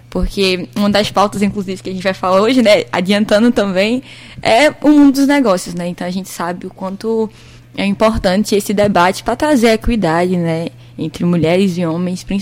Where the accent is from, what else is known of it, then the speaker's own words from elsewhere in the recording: Petrolina, Pernambuco, Brazil; mas sou natural de, de Petrolina, Pernambuco, o que é um fato muito interessante porque eu sempre levo que eu sou de Petrolina